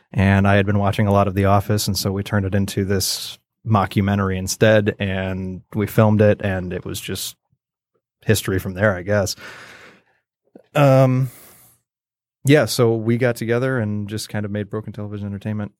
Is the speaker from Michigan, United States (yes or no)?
yes; Roscommon, Michigan, United States; I was born up in a little tiny town called Roscommon, graduated with, like, a hundred and five people or whatever